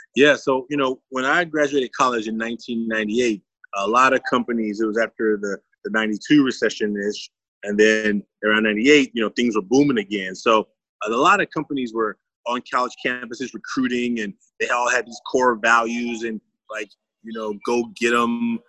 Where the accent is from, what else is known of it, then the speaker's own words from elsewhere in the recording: Oakland, California, United States; I'm from Oakland, California.